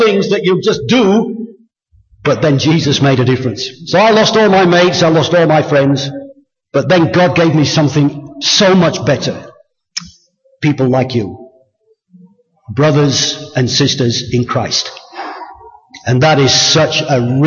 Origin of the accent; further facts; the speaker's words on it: England, United Kingdom; I was born in England.